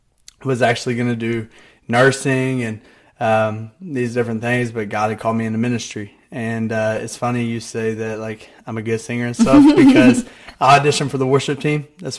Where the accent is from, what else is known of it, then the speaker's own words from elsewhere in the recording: Grayson, Kentucky, United States; moved away as an adult; now in Morehead, United States; So, I went to KCU for a year. I grew up right behind it. I lived right behind it.